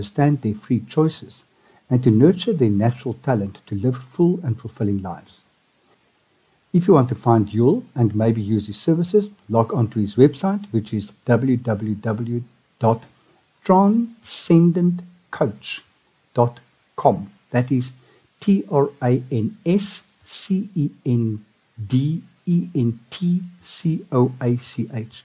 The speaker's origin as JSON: {"language": "English", "town": "Johannesburg", "region": "Gauteng", "country": "South Africa", "tie": "born or raised there", "said": "I'm from Joburg as well. I grew up in Trier"}